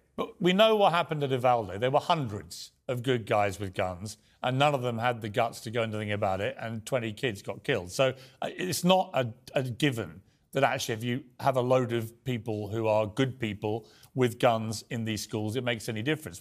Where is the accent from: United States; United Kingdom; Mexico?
United Kingdom; accent: British; as a Brit